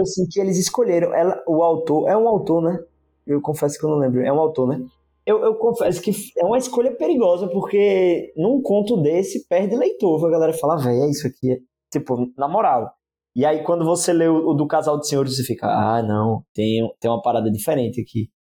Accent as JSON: {"language": "Portuguese", "country": "Brazil", "said": "como brasileiro"}